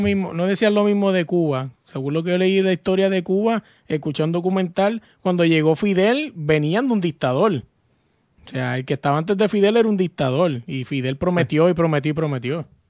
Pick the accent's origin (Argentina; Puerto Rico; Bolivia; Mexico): Puerto Rico; yo soy boricua